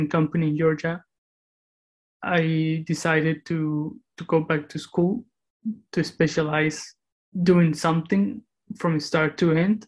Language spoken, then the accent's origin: English; Cali, Valle del Cauca, Colombia; moved away; also born or lived in Moscow, Russia; I was raised in Cali, where I spent most of my childhood.